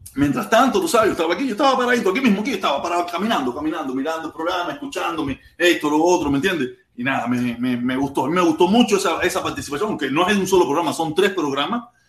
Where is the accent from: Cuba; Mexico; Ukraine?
Cuba; now in Miami, United States; nosotros los cubanos